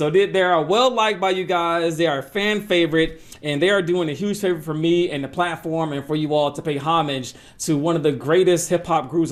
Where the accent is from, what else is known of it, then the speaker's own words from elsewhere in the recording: Atlanta, Georgia, United States; I'm originally from Atlanta, Georgia